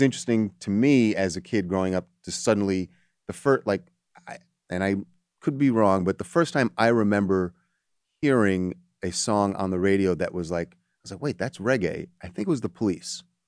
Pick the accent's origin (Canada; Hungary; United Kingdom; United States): United States; was born here in America, but I'm Jamaican American, first generation